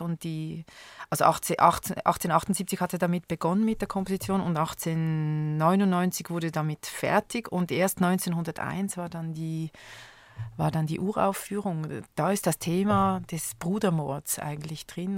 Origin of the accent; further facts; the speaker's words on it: Switzerland; in meiner Kindheit gab es in Schweiz